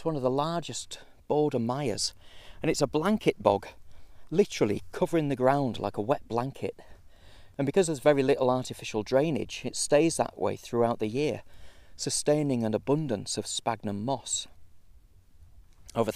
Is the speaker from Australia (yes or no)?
no; Morecambe Bay, North West England, United Kingdom; growing up around Morecambe Bay